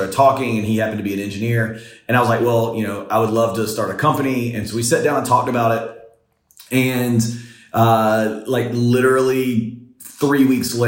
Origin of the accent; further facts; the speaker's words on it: the rural South, United States; I grew up in the South and I grew up in the rural South